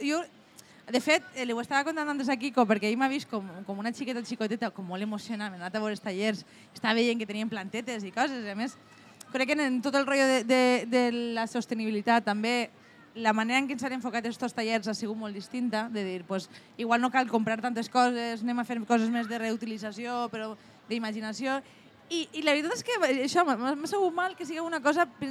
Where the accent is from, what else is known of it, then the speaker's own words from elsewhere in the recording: Llíber, Valencian Community, Spain; en Llíber, en el meu poble